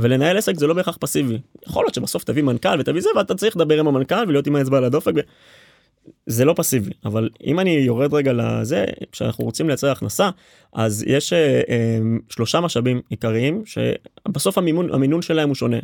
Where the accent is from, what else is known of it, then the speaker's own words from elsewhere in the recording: Rishon LeZion, Central District, Israel; אני ממערב ראשון. גדלתי בקריית גנים